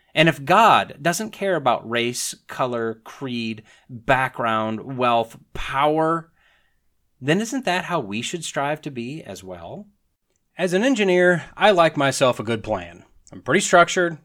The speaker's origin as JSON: {"language": "English", "region": "northern Wisconsin", "country": "United States", "tie": "born or raised there", "also_born_or_lived": "Alabama", "moved": "as an adult", "said": "I'm a white boy, grew up in northern Wisconsin"}